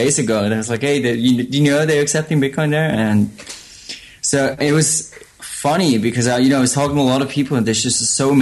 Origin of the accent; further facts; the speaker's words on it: Switzerland; now in Berlin, Germany; I'm originally from Switzerland, but live in Berlin